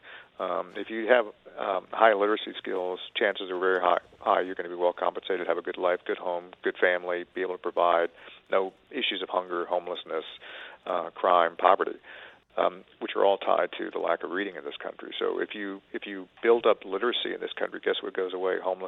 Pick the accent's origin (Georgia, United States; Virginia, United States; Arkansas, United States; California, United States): Virginia, United States; I grew up in Jim Crow Virginia in the 60s.